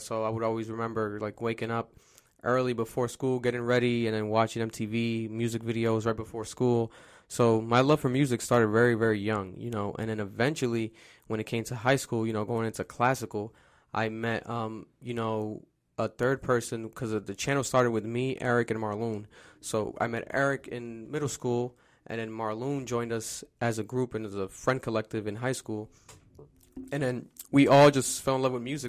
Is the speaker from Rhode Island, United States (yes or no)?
yes; Providence, Rhode Island, United States; I'm from Providence, Rhode Island, born and raised